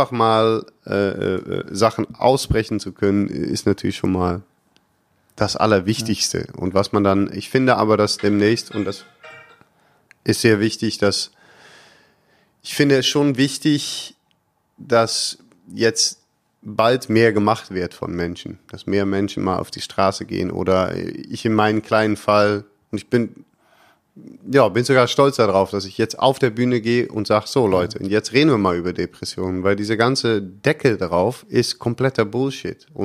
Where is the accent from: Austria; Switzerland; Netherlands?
Netherlands; Ich weiß nicht, ob ich da als Holländer so viel besser ankomme.